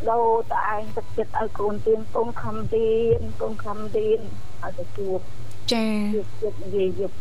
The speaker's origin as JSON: {"language": "Khmer", "region": "Prey Veng", "country": "Cambodia", "tie": "born or raised there", "moved": "yes", "lives_now": "Siem Reap, Cambodia"}